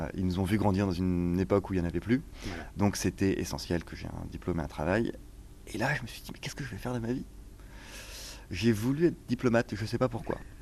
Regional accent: Cher, near Bourges, Centre-Val de Loire, France; moved away; also born or lived in Tours / Marseille / Casablanca / Paris; j'ai grandi dans le Cher, euh, près dans un petit lieu-dit à côté d'un petit village, à côté de Bourges

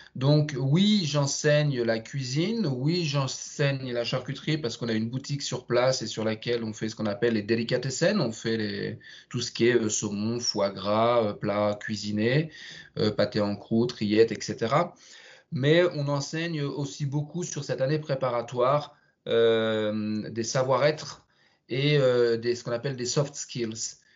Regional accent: Sens, Bourgogne-Franche-Comté, France; moved away as an adult; also born or lived in England / Russia / Switzerland; je suis originaire de Sens, une jolie ville dans le nord de la Bourgogne.

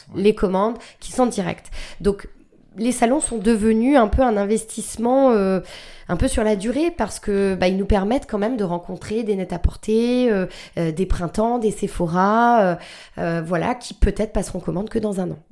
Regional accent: New Jersey, United States; now in France; J'ai, grandi aux États-Unis

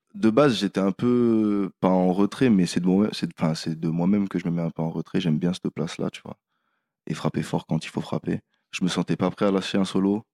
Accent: Réunion; je viens de La Réunion, du coup, j'ai toute la musique de là-bas

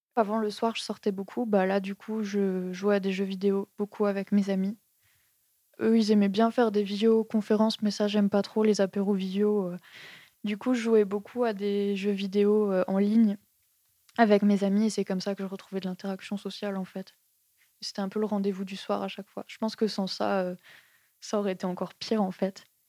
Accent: Strasbourg, Grand Est, France; moved away as an adult; now in Montpellier, France; À la base, je viens de Strasbourg. J'ai quitté Strasbourg pour faire mon BTS en fait de design graphique. Je suis allée à Montpellier.

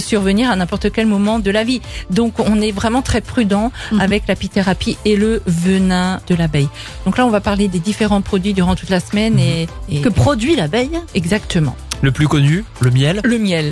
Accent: France; chez nous en France

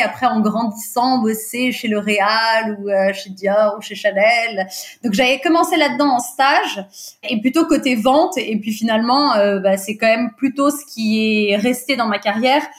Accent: Portugal; first language Portuguese; French is a second language; je suis portugaise, le portugais c'est ma langue maternelle

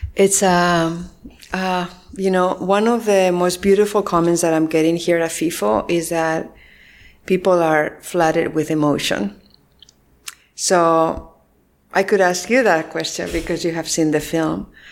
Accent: Spain; moved away as an adult; also born or lived in San Francisco, United States; I was born and raised in Spain and all my family is there

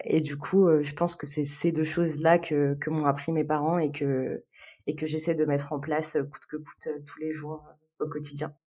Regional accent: Algiers, Algiers Province, Algeria; moved away as an adult; now in France; Je suis née, j'ai grandi à Alger, euh, du coup, en Algérie

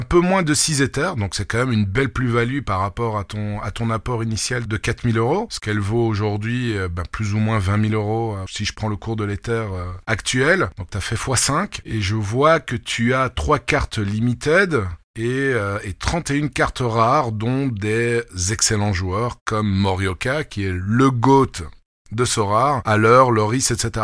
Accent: Belgium; moi, en tant que Belge

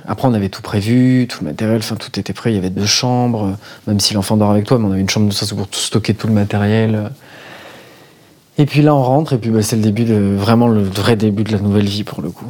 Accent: France; pour nous en tant que Français

